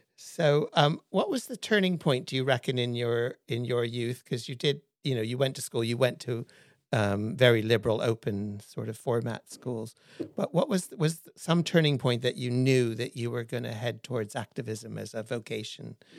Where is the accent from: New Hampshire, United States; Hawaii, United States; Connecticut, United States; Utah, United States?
Hawaii, United States; moved away; I was born in Hawaii